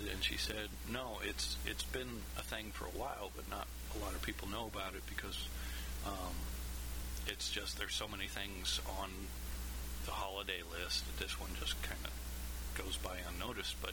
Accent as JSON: {"language": "English", "region": "Kansas", "country": "United States", "tie": "born or raised there", "said": "growing up in Kansas, I mean, we're not the South, we're not the North, we're we're just kind of there, right?"}